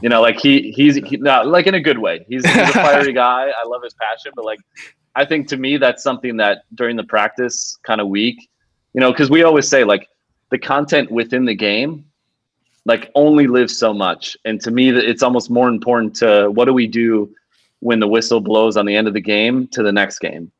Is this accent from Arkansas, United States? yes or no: no; Milwaukee, Wisconsin, United States; moved away; my hometown Milwaukee Brewers